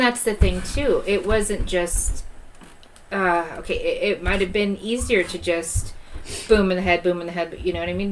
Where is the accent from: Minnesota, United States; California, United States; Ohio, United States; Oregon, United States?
California, United States; Southern; now in Kansas, United States; I grew up in California